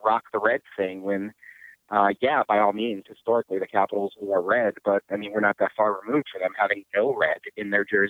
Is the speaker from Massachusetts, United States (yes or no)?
yes; Massachusetts, United States; I grew up in Massachusetts